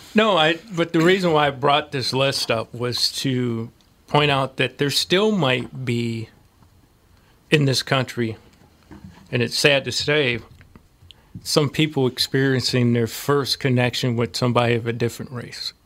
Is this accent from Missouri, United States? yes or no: yes; St. Louis, Missouri, United States; moved away; Where are you from? I said, St. Louis